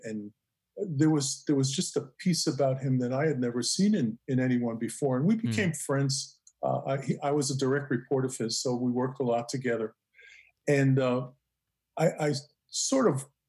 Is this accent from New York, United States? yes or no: yes; New York City, New York, United States; I grew up in Brooklyn